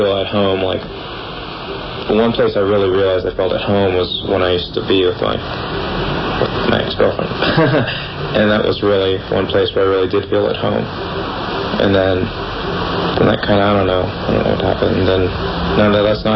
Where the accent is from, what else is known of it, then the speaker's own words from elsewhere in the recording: San Francisco, California, United States; I grew up in San Francisco. I was born and raised here. I'm a native